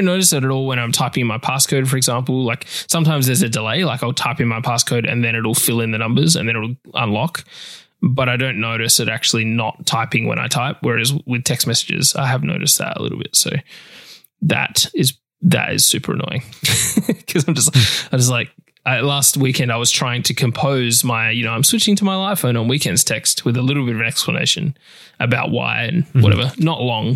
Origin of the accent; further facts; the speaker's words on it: Australia; accent: Australian; my Australian accent